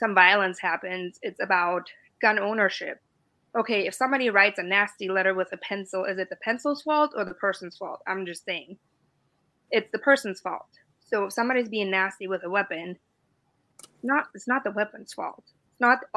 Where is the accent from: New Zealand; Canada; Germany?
Germany; born or raised there; English is a second language; moved away as an adult; also born or lived in Bavaria; now in United States